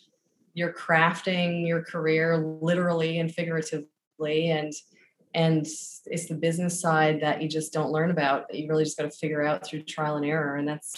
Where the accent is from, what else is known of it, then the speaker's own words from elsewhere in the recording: Newfoundland and Labrador, Canada; moved away as an adult; But I left Newfoundland when I was 19